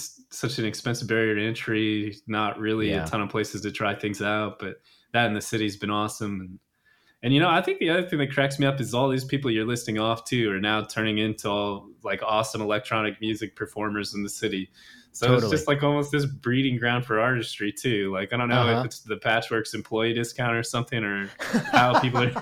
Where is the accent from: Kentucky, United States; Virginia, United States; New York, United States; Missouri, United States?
Missouri, United States; Kansas City; moved away as an adult; also born or lived in Chicago; now in Seattle, United States; Midwest born and raised, pretty much grew up in Kansas City all of my